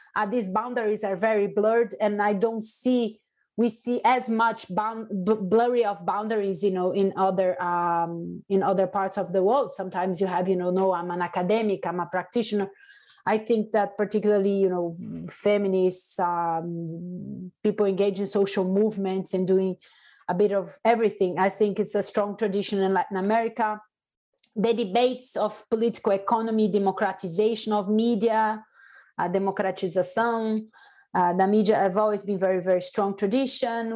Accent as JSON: {"language": "English", "town": "Salvador", "region": "Bahia", "country": "Brazil", "tie": "born or raised there", "moved": "yes", "lives_now": "United Kingdom", "said": "i am from salvador bahia which is the african capital of brazil"}